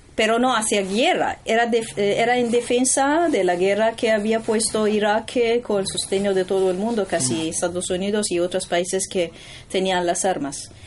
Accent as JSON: {"language": "Spanish", "town": "Tehran", "region": "Tehran Province", "country": "Iran", "second_language": "Spanish", "moved": "yes", "said": "yo soy de Teherán"}